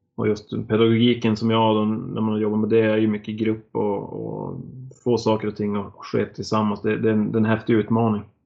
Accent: Norrland, Sweden; moved away as an adult; also born or lived in Blekinge; som norrlänning kommer ner till Blekinge

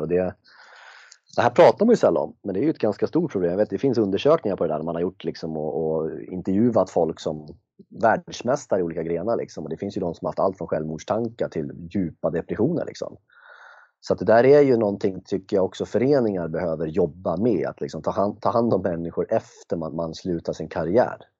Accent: Järna, Stockholm County, Sweden; jag är från Järna

